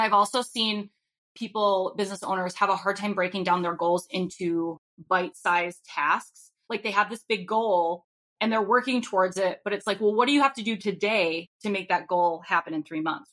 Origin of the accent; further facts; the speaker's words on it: Rhode Island, United States; now in Minnesota, United States; I currently live in Minnesota, but I'm from Rhode Island